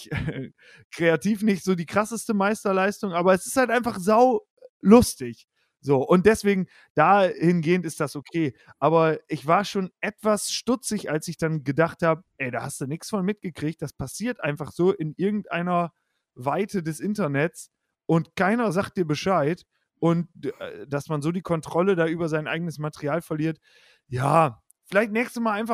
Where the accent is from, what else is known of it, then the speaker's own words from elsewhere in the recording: Osnabrück, Lower Saxony, Germany; es gibt eine Show mhm. in Osnabrück, wo ich herkomme, die heißt … liest eure Witze.